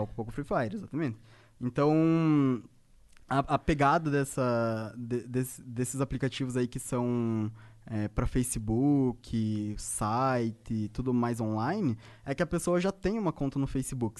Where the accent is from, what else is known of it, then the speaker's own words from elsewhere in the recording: Ponta Grossa, Paraná, Brazil; moved away; also born or lived in Curitiba; Na verdade, eu sou do Paraná, eu sou de Ponta Grossa